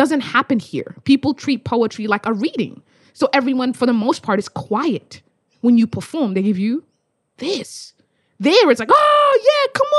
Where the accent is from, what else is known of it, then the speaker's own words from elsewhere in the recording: Australia; I'm from Australia.